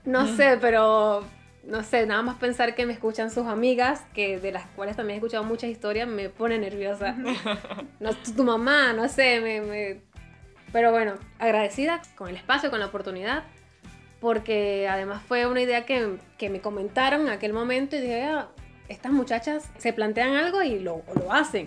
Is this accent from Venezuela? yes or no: yes; Venezuela; moved away as an adult; also born or lived in Chile; now in Italy; soy venezolana, si notan el acento